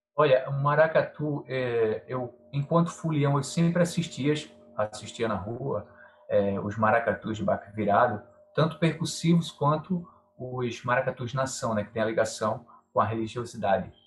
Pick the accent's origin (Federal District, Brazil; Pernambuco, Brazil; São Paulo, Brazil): Pernambuco, Brazil; João Alfredo; now in Recife, Brazil; sou do interior de Pernambuco, uma cidade chamada João Alfredo